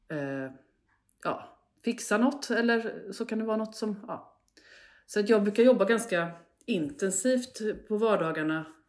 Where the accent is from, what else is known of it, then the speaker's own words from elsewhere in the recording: Hällsjunga, Västra Götaland, Sweden; en by som heter Hållsjunga. Fint som ligger ungefär mittemellan Borås och Falkenberg.